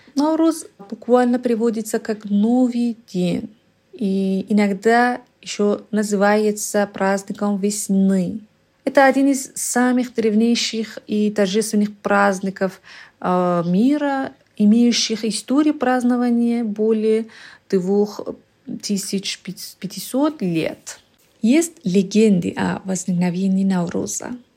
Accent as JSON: {"language": "Russian", "country": "Iran", "tie": "born or raised there", "second_language": "Russian", "said": "я иранка. Я родилась в Иране и живу в Ираном"}